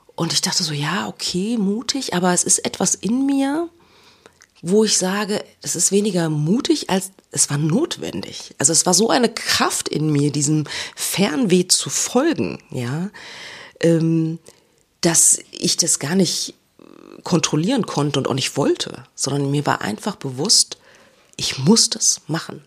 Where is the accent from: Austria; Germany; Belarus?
Germany; first language German; moved away; dieser unglaublich hohe Lebensstandard, den wir in Deutschland haben